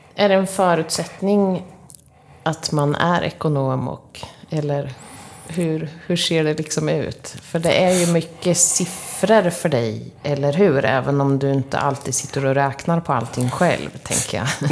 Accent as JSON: {"language": "Swedish", "town": "Linköping", "region": "Östergötland", "country": "Sweden", "said": "vi Linköpingsbor"}